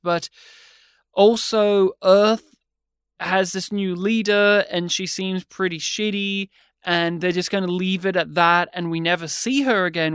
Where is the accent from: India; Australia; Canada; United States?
Australia; we're Australian